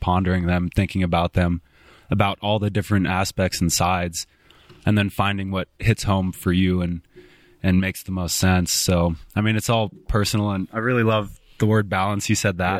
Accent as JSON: {"language": "English", "town": "Spokane", "region": "Washington", "country": "United States", "tie": "born or raised there", "moved": "as an adult", "lives_now": "Bozeman, United States", "said": "growing up in Spokane from ten to eighteen, and then moving to Bozeman, eighteen to, I'm twenty-six now."}